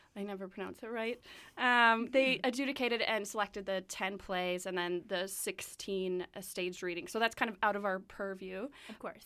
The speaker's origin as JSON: {"language": "English", "town": "Winnipeg", "region": "Manitoba", "country": "Canada", "said": "I'm from Winnipeg"}